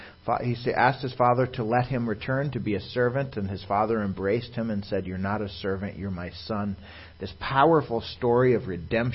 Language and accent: English; Virginia, Minnesota, United States; I myself was born and raised in Virginia, Minnesota, to a conservative Jewish home up by the Iron Range area